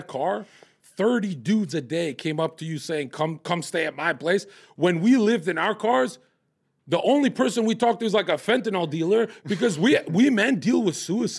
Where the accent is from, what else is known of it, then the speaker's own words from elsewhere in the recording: Kosovo; now in United States; Kosovo. Oh, I'm from a war zone.